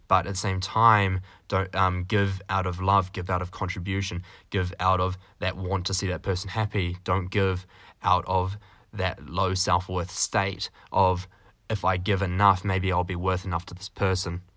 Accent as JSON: {"language": "English", "country": "New Zealand", "moved": "yes", "lives_now": "Canada", "said": "I'm a little New Zealander, so that's why I'm a Kiwi"}